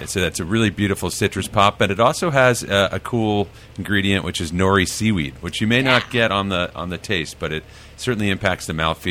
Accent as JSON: {"language": "English", "region": "California", "country": "United States", "tie": "born or raised there", "said": "I grew up drinking, yes."}